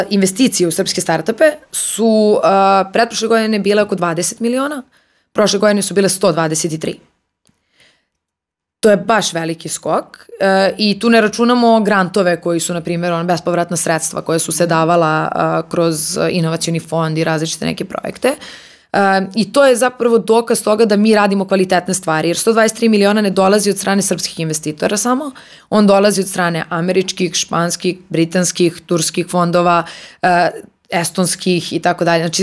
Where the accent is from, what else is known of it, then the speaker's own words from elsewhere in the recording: Serbia; ja sam iz Srbije